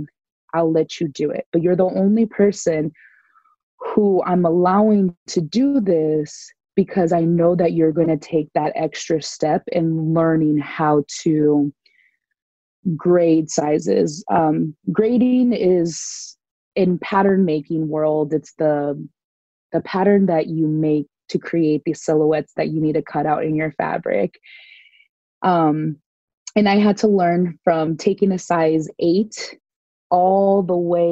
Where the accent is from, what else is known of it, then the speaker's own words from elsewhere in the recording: San Diego, California, United States; born and raised in Southern California in San Diego